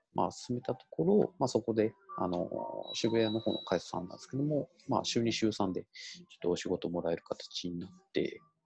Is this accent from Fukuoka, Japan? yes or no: yes; Itoshima, Fukuoka, Japan; moved away; 地元の福岡県糸島市